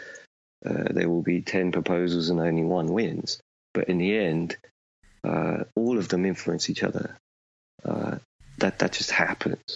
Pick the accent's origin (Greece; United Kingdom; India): United Kingdom; I'm British